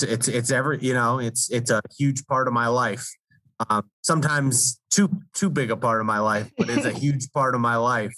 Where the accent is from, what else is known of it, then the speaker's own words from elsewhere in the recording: D.C., Maryland suburbs of Washington, United States; I grew up in the Washington, D.C. area in like the Maryland suburbs.